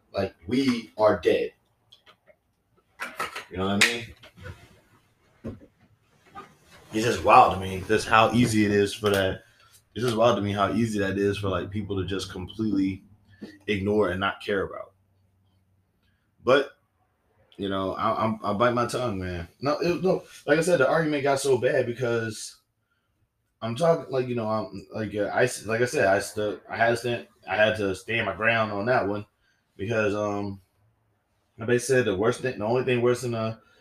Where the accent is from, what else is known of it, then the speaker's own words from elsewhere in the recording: the South, United States; I'm from the South